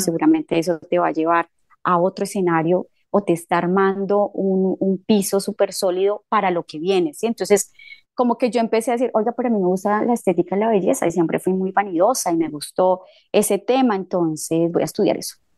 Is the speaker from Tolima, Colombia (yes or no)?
yes; Líbano, Tolima, Colombia; moved away as an adult; also born or lived in Buenos Aires, Argentina / Uruguay; mi pueblo es fundado por eh, eh, una persona que fue quien trajo el primer encuentro espírita al, Líbano